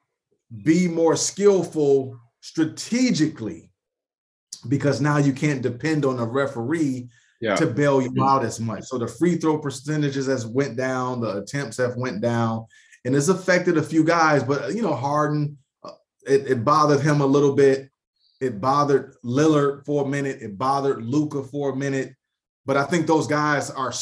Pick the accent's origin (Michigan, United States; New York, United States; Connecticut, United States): Michigan, United States; Detroit; I grew up in Detroit, so I've always been a Michigan guy.